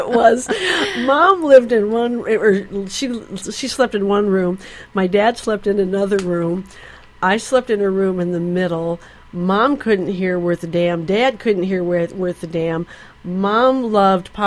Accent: Ann Arbor, Michigan, United States; moved away; we grew up in Michigan, in Ann Arbor, Michigan

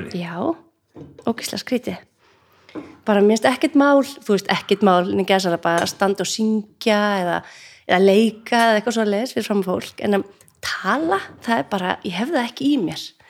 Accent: North Iceland, Iceland; moved away; við erum bæði að norðan

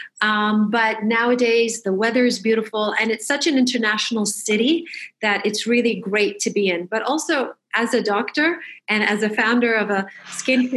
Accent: Michigan, United States; moved away; I grew up in Michigan

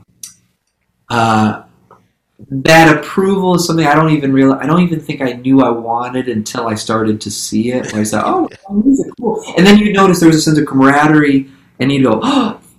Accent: Santa Rosa, California, United States; I grew up in Santa Rosa, California, right? So kind of Northern Bay Area

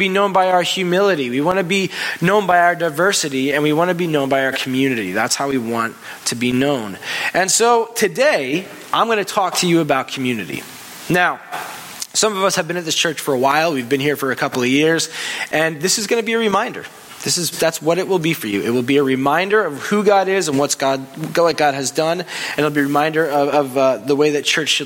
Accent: Long Island, New York, United States; I grew up on Long Island

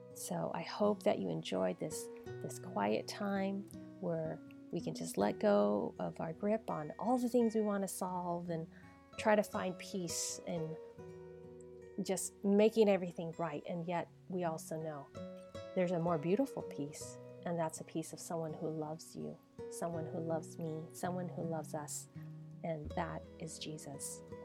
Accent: United States; I'm Chinese American.

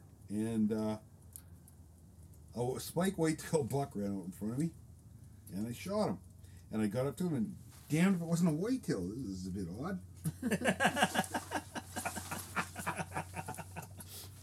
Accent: Vancouver Island, British Columbia, Canada; I grew up on Vancouver Island hunting blacktails and hunting in the timber

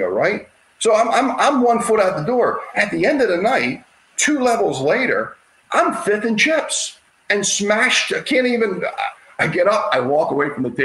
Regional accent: Baltimore, Maryland, United States; I'm from Baltimore

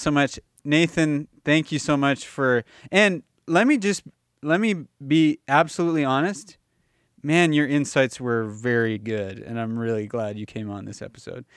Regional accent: Los Angeles, California, United States; moved away as an adult; now in Calgary, Canada; I moved out of Los Angeles when I was eighteen

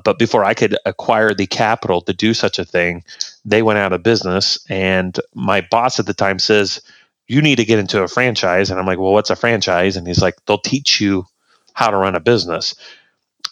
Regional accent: Hoopeston, Illinois, United States; I was raised in Hoopston, Illinois. It's a little corn town in central Illinois, right up against the Illinois-Indiana border

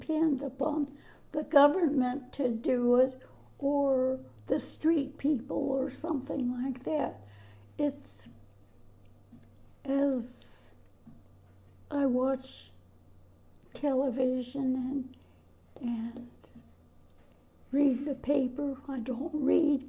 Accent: Canada; also born or lived in Newport, Rhode Island; now in Washington, United States; I was born in Canada.

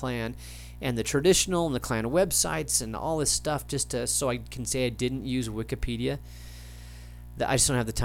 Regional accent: United States

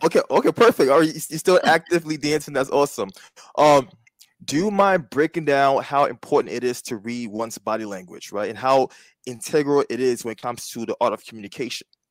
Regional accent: East Coast, United States; East Coast, you know, we both native East

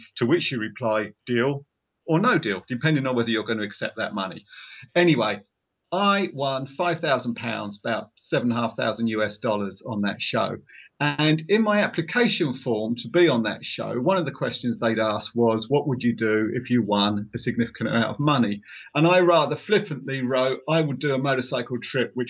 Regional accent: Essex, East of England, United Kingdom; I'm from Essex in England.

